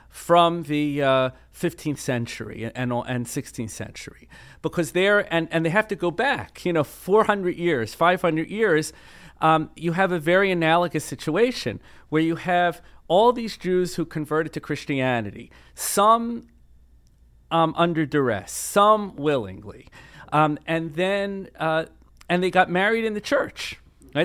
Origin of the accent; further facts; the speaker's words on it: Baltimore, Maryland, United States; growing up in Baltimore in the nineteen seventies and eighties